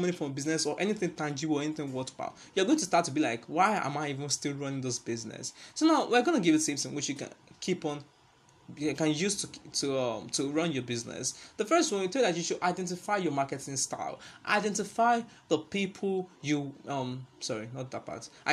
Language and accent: English; Nigeria; as a Nigerian